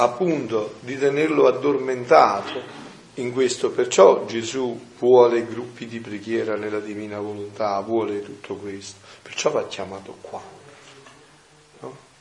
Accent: Campania, Italy; nel mio paese è così, veniva tanta gente da Napoli, da Benevento

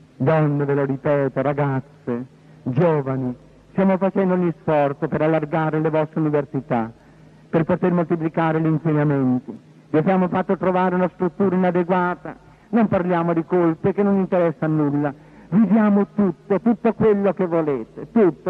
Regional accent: Porto Recanati, Marche, Italy; sono nato a Porto Recanati, la terra dei leopardi

